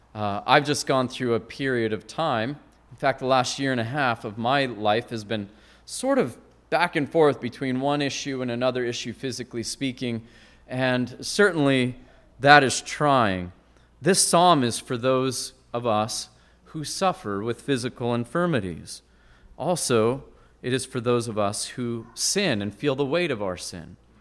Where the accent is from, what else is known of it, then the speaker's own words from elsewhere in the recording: Great Falls, Montana, United States; moved away; not far from my hometown in Great Falls, and we used to go spelunking